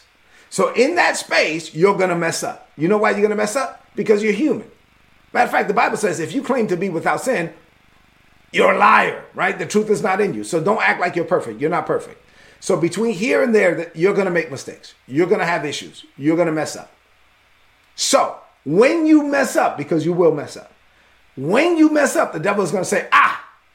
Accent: New York City, New York, United States; I was raised as a son of immigrants in East New York, Brooklyn

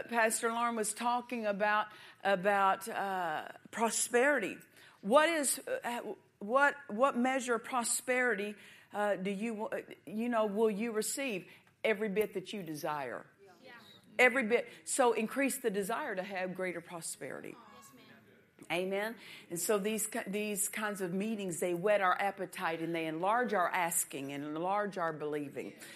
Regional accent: United States; I'm American

